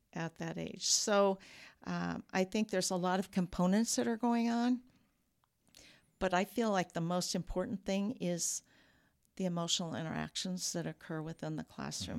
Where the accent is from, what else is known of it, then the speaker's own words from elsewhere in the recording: Peoria, Illinois, United States; moved away as an adult; also born or lived in DeKalb, Illinois; now in Rockford, United States; I grew up in Peoria